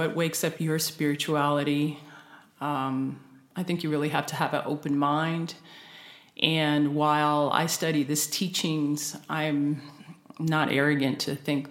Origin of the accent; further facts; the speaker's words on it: Las Vegas, Nevada, United States; I grew up in Las Vegas.